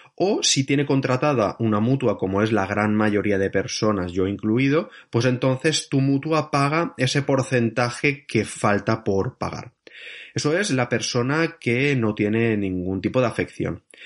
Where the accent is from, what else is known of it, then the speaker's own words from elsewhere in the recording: Barcelona, Catalonia, Spain; moved away as an adult; now in France; soy de Barcelona